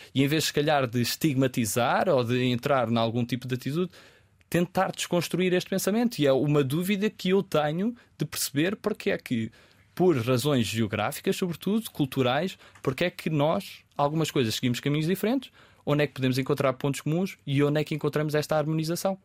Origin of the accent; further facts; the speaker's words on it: Pinhal Novo, Setúbal, Portugal; moved away; also born or lived in Lajes, Terceira, Azores; quando cresci no Punhal Novo, antes de ir para os Açores